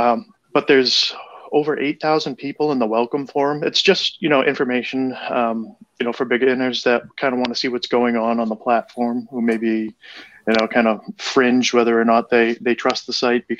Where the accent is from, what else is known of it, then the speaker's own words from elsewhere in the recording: Boston, Massachusetts, United States; I'm from Boston